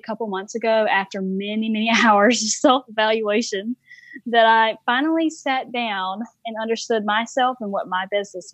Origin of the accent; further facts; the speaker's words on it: Warner Robins, Georgia, United States; now in South Carolina, United States; I'm actually from Robbins, Georgia. I was born and raised there